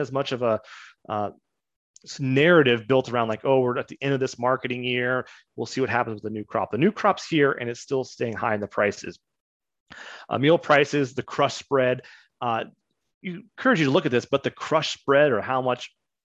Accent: Kansas, United States; I grew up in Kansas

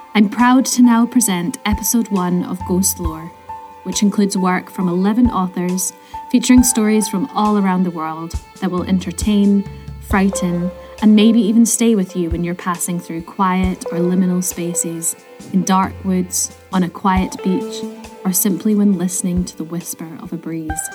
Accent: Scotland, United Kingdom; Growing up in Scotland, so many of our folk tales have elements of hauntings or dark histories

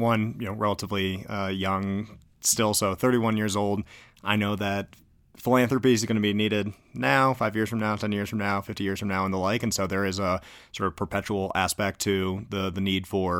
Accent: Naperville, Illinois, United States; I grew up in Naperville, Illinois. So, you know, outside Illinois, I'll claim Chicago. Inside, I'll say Naperville.

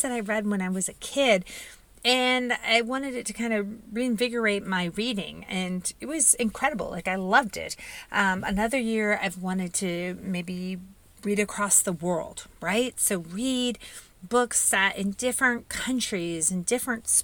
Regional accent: Indiana, United States; I was born and raised in Indiana

